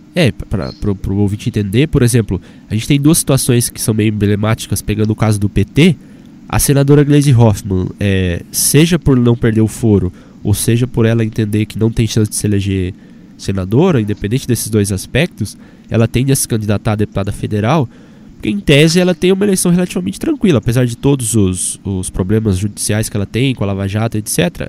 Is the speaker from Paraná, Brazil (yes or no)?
yes; Apucarana, Paraná, Brazil; now in Curitiba, Brazil; lá na minha cidade, por exemplo, Apucarana